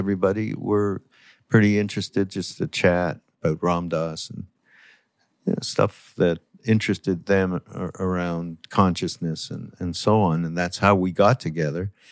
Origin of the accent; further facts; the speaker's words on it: Canada; I'm from Canada